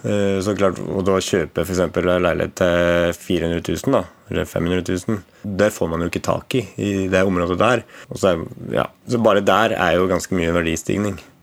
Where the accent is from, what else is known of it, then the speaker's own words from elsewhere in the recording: Valdres, Innlandet, Norway; moved away as an adult; now in Asker, Norway; født og oppvokst i Valdres